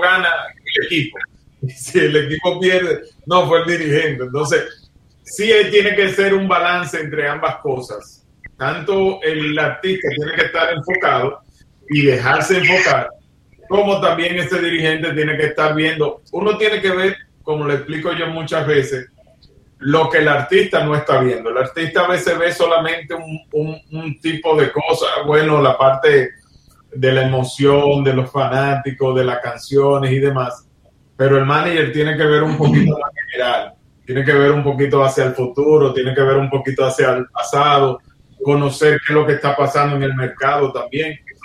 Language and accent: Spanish; Dominican Republic; yo soy de República Dominicana donde lo que se juega es béisbol